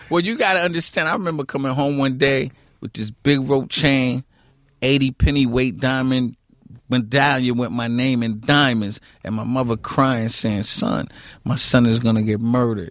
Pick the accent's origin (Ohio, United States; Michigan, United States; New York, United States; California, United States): New York, United States; New York City; The queens that I grew up in, I grew up in Queens.